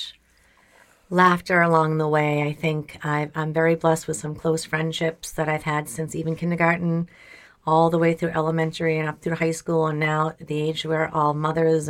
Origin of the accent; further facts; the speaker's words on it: Walpole, United States; we're all from Walpole High School